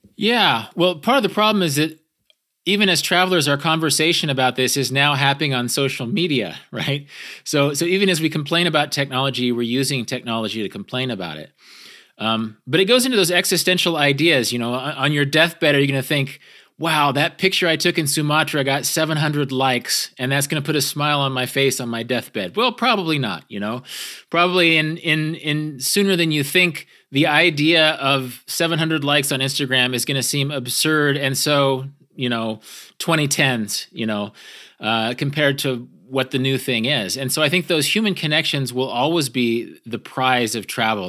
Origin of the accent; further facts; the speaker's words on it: American Great Plains, United States; I'm from, I'm from the American Great Plains